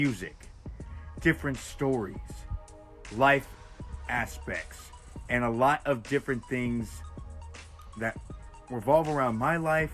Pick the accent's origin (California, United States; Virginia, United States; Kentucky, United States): California, United States; Redwood City; we come from Redwood City, California. I started off in high school